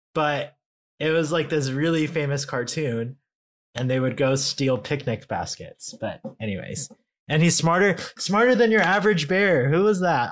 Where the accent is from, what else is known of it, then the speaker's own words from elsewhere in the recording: California, United States; I'm such a Californian